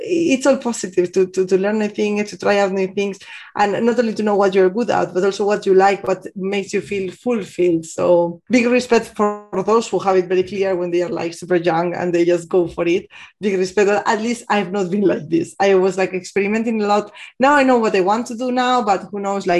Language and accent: English; Bilbao, Basque Country, Spain; moved away as an adult; also born or lived in Amsterdam, Netherlands / Barcelona, Spain / Madrid, Spain; now in Munich, Germany; working in the beginning in Bilbao, in my hometown in Spain.